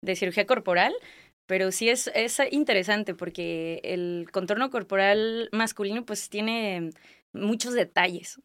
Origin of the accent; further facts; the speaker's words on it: Guadalajara, Jalisco, Mexico; moved away as an adult; also born or lived in Colima / Torreón; now in Tijuana, Mexico; soy de Guadalajara, Jalisco, eh, Tapatía